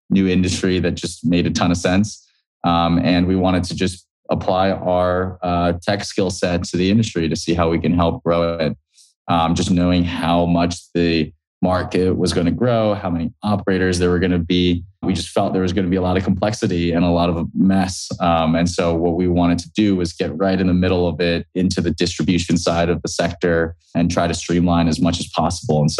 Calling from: San Francisco, California, United States; Yeah, I'm calling in from San Francisco today.

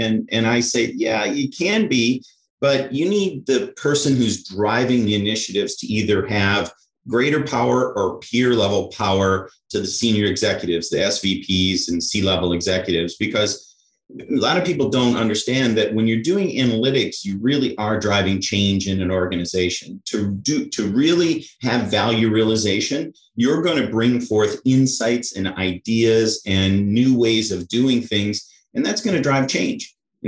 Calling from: Wilmette, Illinois, United States; Chicago, just north of Chicago in Wilmette, right near the lakefront.

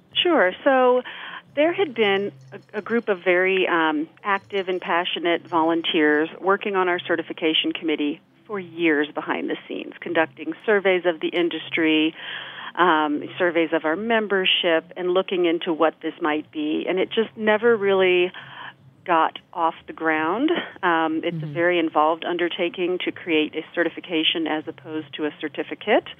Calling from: Denver, Colorado, United States; I'm calling in from Denver, Colorado

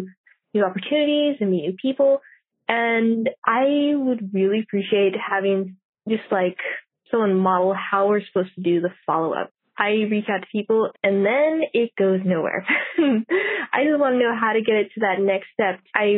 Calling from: Orange County, California, United States; I'm from Orange County, California

